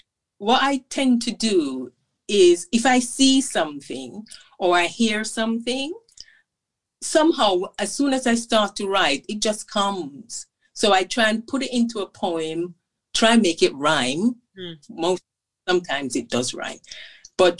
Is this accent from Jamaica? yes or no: yes; Jamaica; since I was growing up in Jamaica